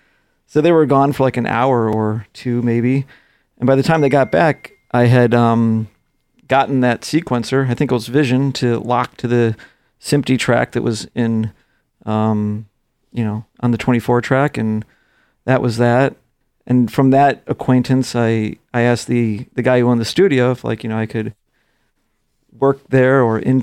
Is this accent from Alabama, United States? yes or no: no; Chicago, Illinois, United States; Probably the biggest stuff I did was like the Bulls. I'm from Chicago.